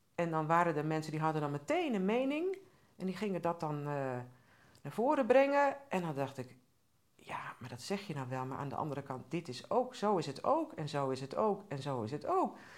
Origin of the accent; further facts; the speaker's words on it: Groningen, Netherlands; ik ben ook opgegroeid in Groningen